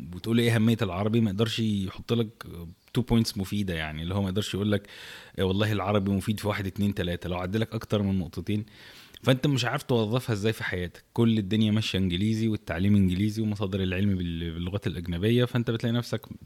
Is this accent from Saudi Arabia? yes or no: no; Egypt